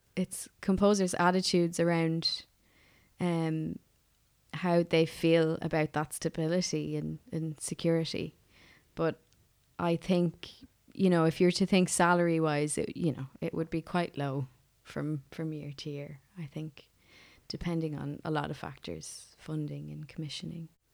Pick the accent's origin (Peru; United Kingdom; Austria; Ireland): Ireland; Offaly, Leinster; also born or lived in United States; now in Dublin, Ireland; I'm originally from Offaly.